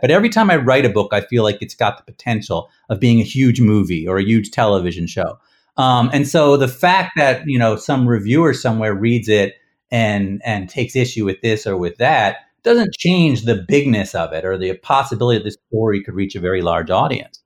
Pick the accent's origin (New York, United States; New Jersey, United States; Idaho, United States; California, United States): New Jersey, United States; Princeton; we grew up in Princeton, New Jersey